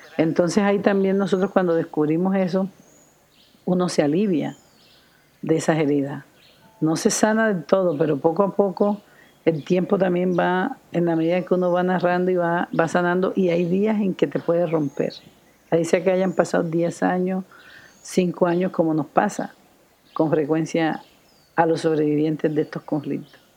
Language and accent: Spanish; El Carmen de Bolívar, Bolívar, Colombia; Yo soy nacida en Colombia, en el norte de Colombia, en una región que se llama Los Montes de María, Carmen de Bolívar. Ahí nací de una familia de ancestros campesinos